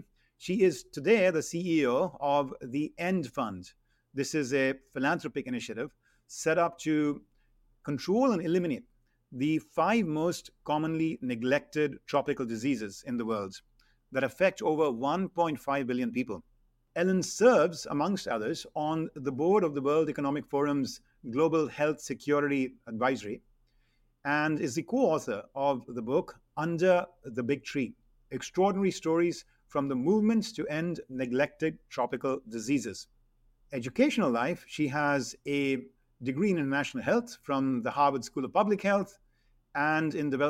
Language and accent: English; India; first language hi; English is a second language; So Hindi, which is my native language, a little smattering of Punjabi, which is kind of like a sister language, not too disparate from Hindi, and then English.